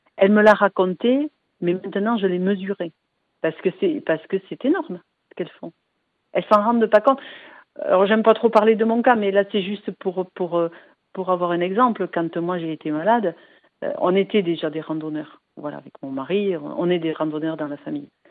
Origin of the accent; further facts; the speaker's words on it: Biarritz, Nouvelle-Aquitaine, France; je suis de Biarritz